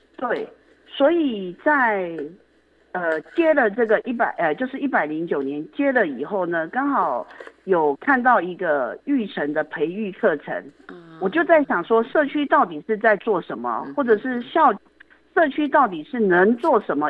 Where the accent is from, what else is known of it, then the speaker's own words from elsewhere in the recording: Yilan County, Taiwan; also born or lived in Taipei; now in Luodong, Taiwan; 我是宜兰人，哦。所以我自己的爸妈是在宜兰市